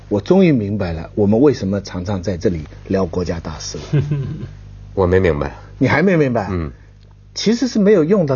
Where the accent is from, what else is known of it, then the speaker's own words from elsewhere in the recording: China; 就是说我们中国人现世啊，就是没有来世